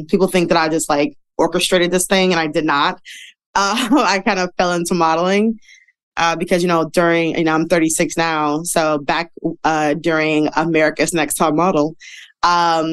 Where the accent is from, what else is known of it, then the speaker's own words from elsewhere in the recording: Detroit, Michigan, United States; moved away as an adult; now in New York, United States; I'm from Detroit, live in New York right now. I've been here for 4 years.